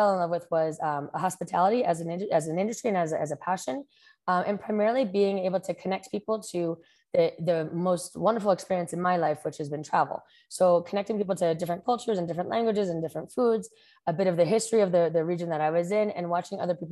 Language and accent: English; New Jersey, United States; moved away as an adult; also born or lived in New York City, United States; now in Costa Rica; I'm originally from New Jersey, and I've been living here in Costa Rica for the past 10 years